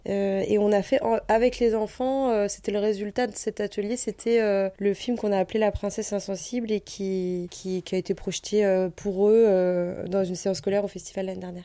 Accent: Normandy, France; là d'où on vient, parce qu'on vient de Normandie

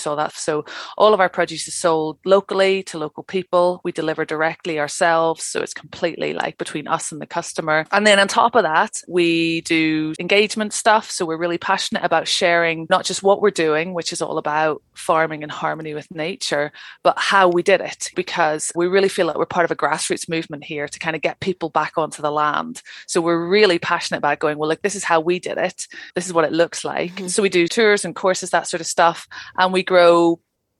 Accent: Northern Ireland, United Kingdom; moved away as an adult; also born or lived in London; now in Cairngorms National Park, Scotland; I'm originally from Northern Ireland, trained as an archaeologist

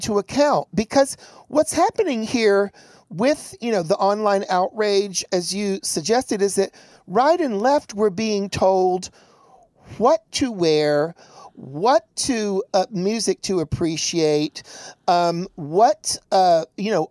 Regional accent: Chattanooga, Tennessee, United States; Growing up in Chattanooga, Tennessee

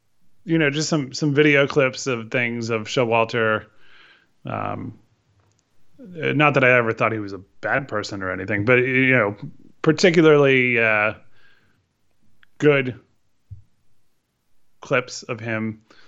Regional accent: Connecticut, United States; for me growing up in Connecticut

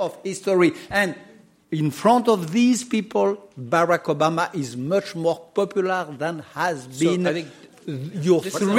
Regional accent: France; accent: French; English is a second language; because of my French accent

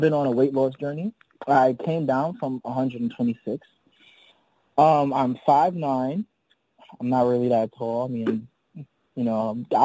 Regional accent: Mount Vernon, New York, United States; I'm from Mount Vernon, New York, right? Which is literally the edge of the Bronx

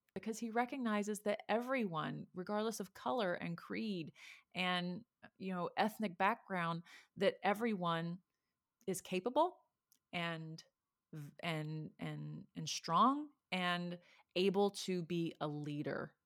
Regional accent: Texas, United States; moved away; I'm from Texas

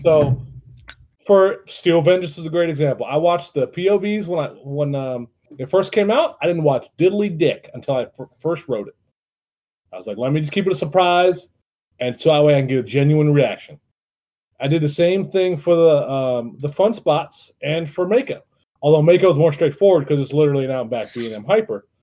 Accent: Youngstown, Ohio, United States; I'm from Youngstown

